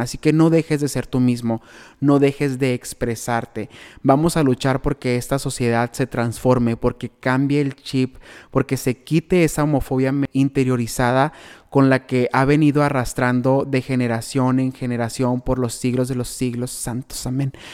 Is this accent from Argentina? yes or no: no; Benjamín Hill, Sonora, Mexico; la gente de mi pueblo